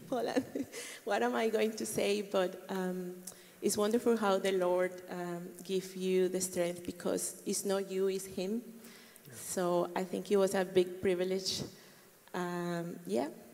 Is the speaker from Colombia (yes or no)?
yes; Colombia; moved away as an adult; I am from Colombia